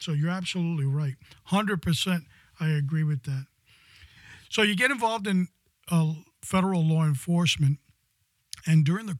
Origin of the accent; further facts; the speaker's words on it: New York City, New York, United States; now in Florida, United States; I also born and raised in New York City, of course, a different era than you